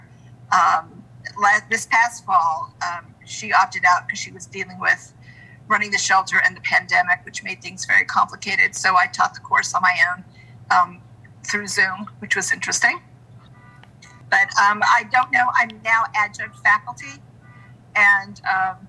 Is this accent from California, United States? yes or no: yes; Southern California, United States; moved away as an adult; also born or lived in Fredericksburg, Virginia; now in Central Virginia, United States; I grew up in Southern California.